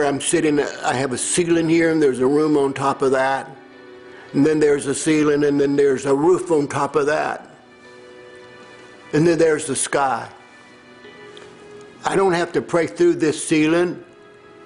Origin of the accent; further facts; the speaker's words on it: Tennessee, United States; I grew up in Tennessee